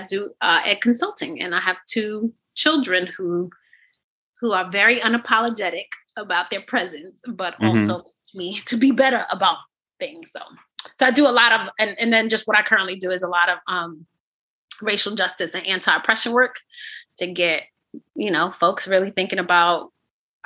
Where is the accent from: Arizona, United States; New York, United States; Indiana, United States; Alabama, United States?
New York, United States; New York City; I grew up on Carlton and Atlantic and in Two Tones Projects over there